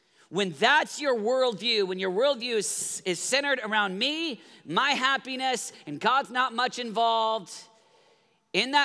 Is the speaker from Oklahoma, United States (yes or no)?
yes; Oklahoma, United States; I grew up in Oklahoma